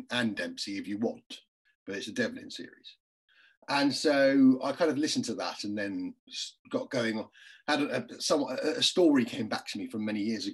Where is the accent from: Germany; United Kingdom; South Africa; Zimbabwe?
United Kingdom; London; if you're from an Irish family in London